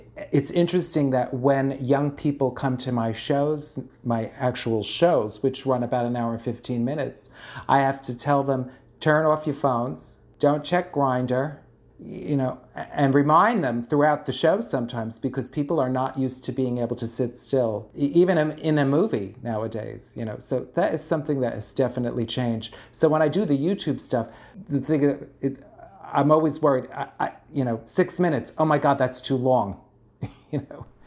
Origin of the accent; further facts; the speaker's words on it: New York City, New York, United States; accent: Bronx; my horrible Bronx accent